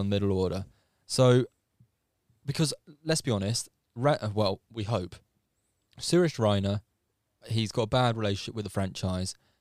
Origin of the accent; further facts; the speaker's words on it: England, United Kingdom; as an Englishman